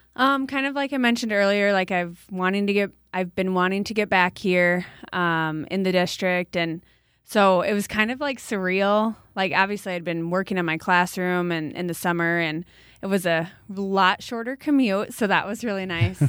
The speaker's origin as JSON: {"language": "English", "town": "New Hartford", "region": "Iowa", "country": "United States", "tie": "born or raised there", "also_born_or_lived": "Cedar Rapids", "said": "I grew up in New Hartford"}